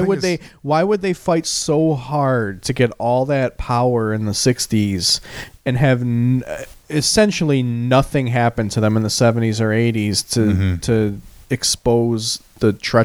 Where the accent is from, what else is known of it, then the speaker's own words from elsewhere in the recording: Hamtramck, Michigan, United States; Because I grew up in Hamtramck